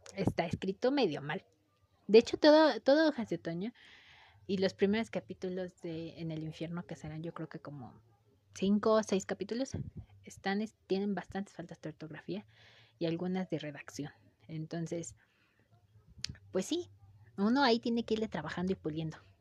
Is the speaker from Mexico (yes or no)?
yes; Mexico; el lenguaje que nosotros le damos tal vez como mexicanos